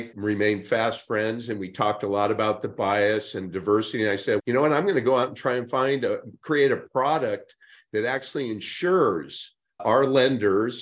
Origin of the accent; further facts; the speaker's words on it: Northern California, United States; my friends that I grew up with in Northern California